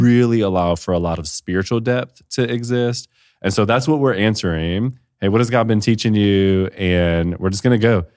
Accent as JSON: {"language": "English", "town": "Detroit", "region": "Michigan", "country": "United States", "moved": "yes", "lives_now": "Austin, United States", "said": "I'm from Detroit"}